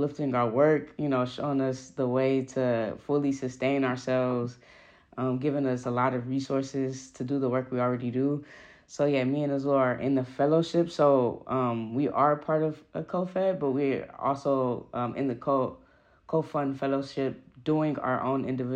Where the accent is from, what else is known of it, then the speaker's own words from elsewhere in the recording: Oakland, California, United States; I'm from Oakland, California.